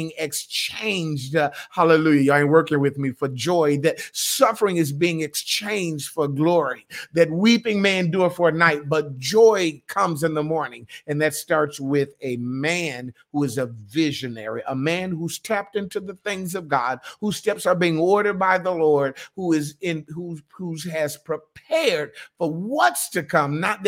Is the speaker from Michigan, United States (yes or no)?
yes; Michigan, United States; also born or lived in Ohio / New York; now in North Carolina, United States; I grew up in Michigan, I went to Ohio, I went to New York.